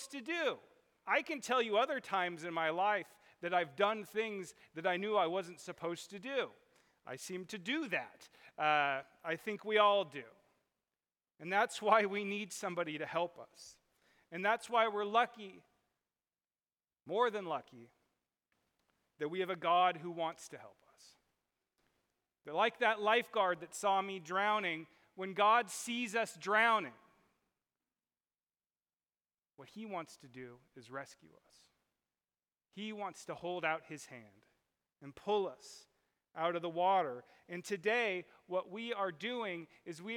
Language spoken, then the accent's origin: English; Southern California, United States; I grew up in Southern California in the water